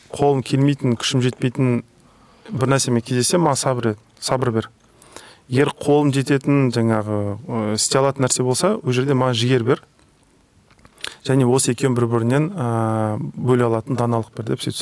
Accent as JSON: {"language": "Kazakh", "country": "Kazakhstan", "said": "біз қазақ халқы не ғой андай өте қонақ жайлы жұмсақ халықпыз бірақ одновременно өте қырсық халықпыз ғой"}